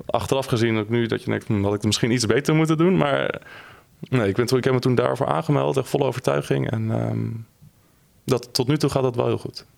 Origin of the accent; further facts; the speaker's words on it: Drenthe, Netherlands; ik kom uit Drenthe en uh, daar ben ik geboren en getogen